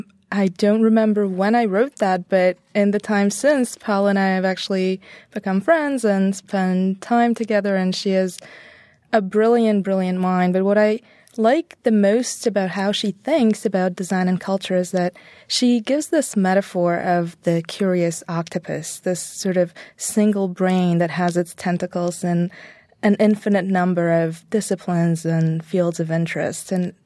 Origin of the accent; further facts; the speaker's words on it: Bulgaria; So when I was little, it was still communism, so deep Cold War type stuff